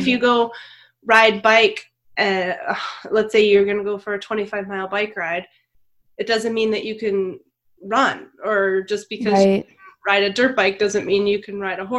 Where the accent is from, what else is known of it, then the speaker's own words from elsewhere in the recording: Montana, United States; moved away; I downhill skied since I was young because I was from Montana, and everyone in Montana skis.